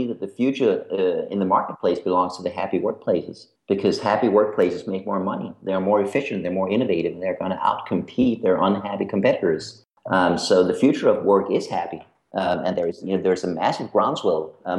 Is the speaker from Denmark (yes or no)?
yes; Denmark; accent: American; My accent is American. I am Danish. And Danish is a horrible, horrible language, so don't worry if you don't get it.